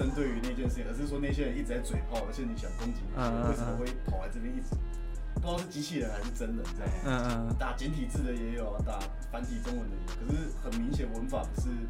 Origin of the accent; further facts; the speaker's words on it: Taiwan; 我们是台湾人，